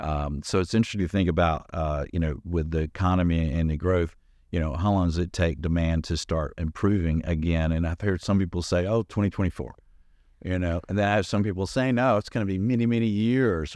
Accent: Atlanta, Georgia, United States; I grew up in Atlanta in the city

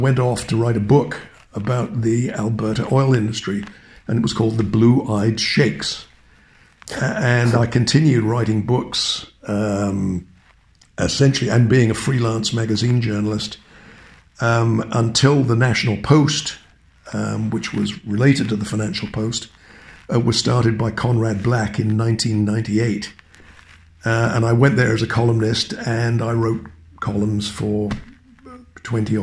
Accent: England, United Kingdom; moved away as an adult; also born or lived in Cambridge; now in Toronto, Canada; I was born and educated in England

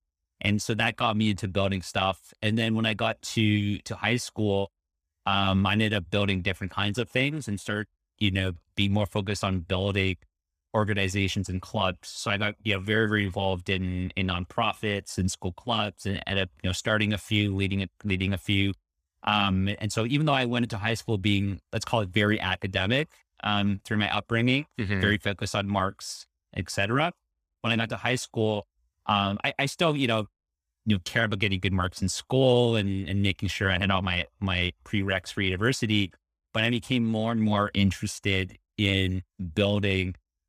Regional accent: Toronto, Ontario, Canada; So let's see, born and raised in Toronto.

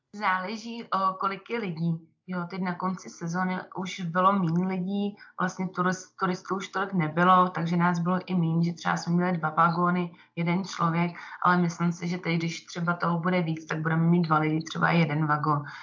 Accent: Czechia; moved away as an adult; now in Brig, Switzerland; jsem taky Češka

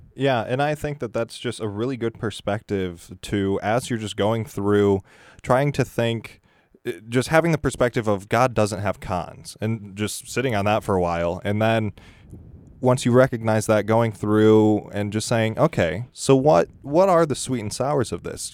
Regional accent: Michigan, United States; moved away; I'm from Michigan

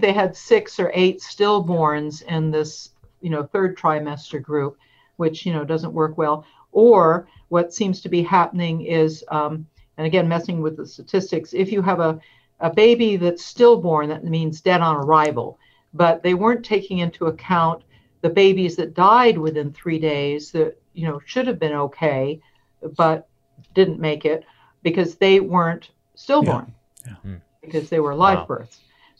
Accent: Oregon, United States; I'm afraid I'm from Oregon

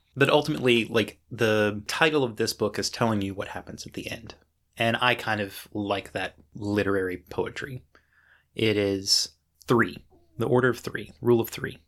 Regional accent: United States; being an American reader

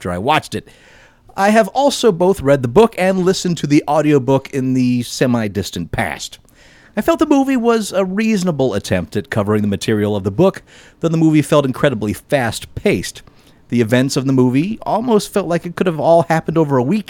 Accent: Michigan and Indiana, Midwest, United States; In places that I grew up in Michigan and Indiana

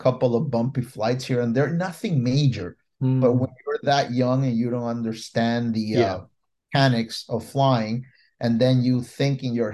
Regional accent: Ecuador; now in Puerto Rico; I was born in Ecuador, South America, right in the middle of the Andes Mountain

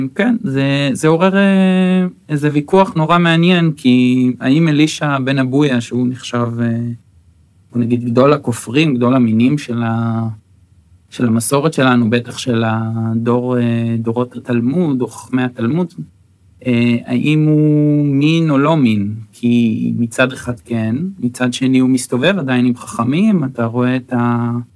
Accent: Acre, Northern District, Israel; first language Hebrew; also born or lived in Netanya; אז אני גדלתי בעכו, אחר, אחר כך בנתניה, זאת אומרת עד גיל 13 אה, בעצם אה, גדלתי בעכו

